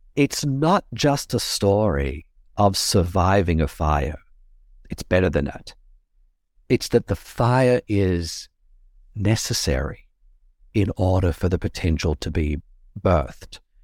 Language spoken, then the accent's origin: English; Australia; accent: Australian; my accent is Australian